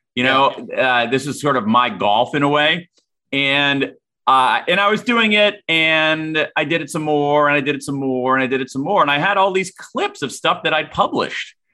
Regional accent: Central Ohio, United States; I grew up in Central Ohio

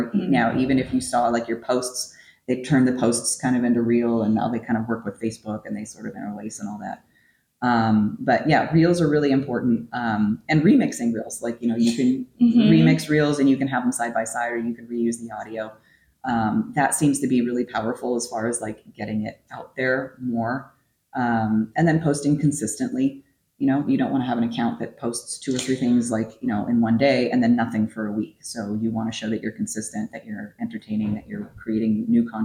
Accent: California, United States; moved away; my hometown apparently is overrun with wild turkeys now

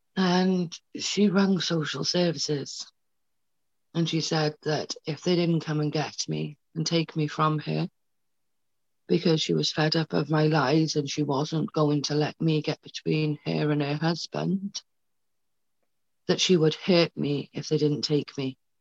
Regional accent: Wales, United Kingdom; also born or lived in Paisley, Scotland; she had me in Scotland. We then moved to Wales

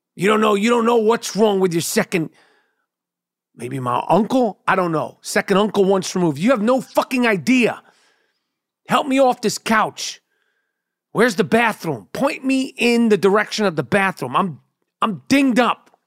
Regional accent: New York City, New York, United States; born and bred in Nueva York, New York City, New York Hospital

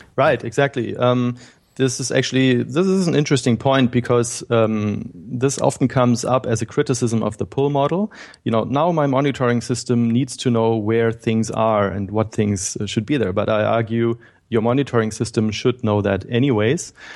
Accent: Berlin, Germany; I'm from Germany. I grew up in Berlin and was born here.

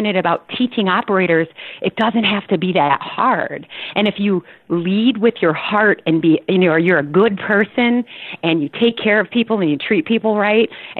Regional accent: Rockford, Illinois, United States; also born or lived in Chicago; I grew up in Rockford, Illinois, and I started, my very first job was at Dairy Queen when I was 15 years old

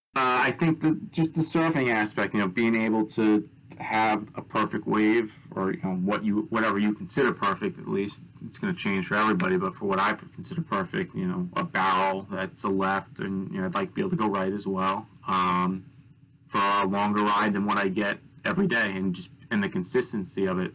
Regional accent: Bay Shore, New York, United States; I was born and raised on Long Island uh, in Bay Shore, um, which is part of New York

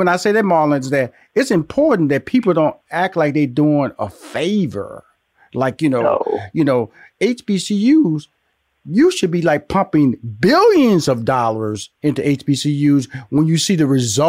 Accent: Houston, Texas, United States; I was born and raised in Houston, Texas. So I had Texas Southern in Houston, and I had Prairie View A&M down the road.

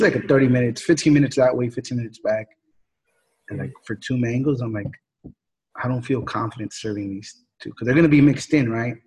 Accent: Jalisco, Mexico; I'm from Jalisco

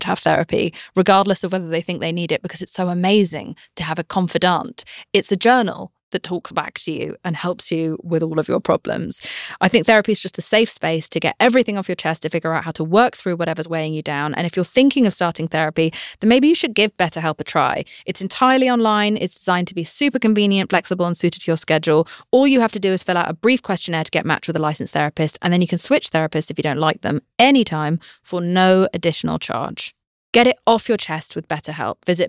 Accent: United Kingdom; I'm British

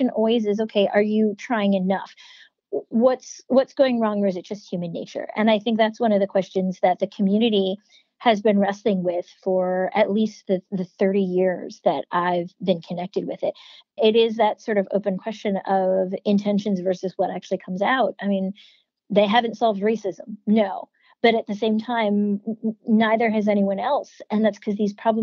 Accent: Shaker Heights, Ohio, United States; moved away as an adult; I grew up in Shaker Heights. I moved there a little bit before I turned 10. And then I lived there until I went away to college

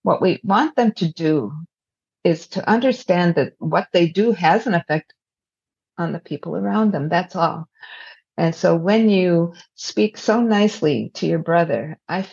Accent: United States; we are very future oriented as an American society

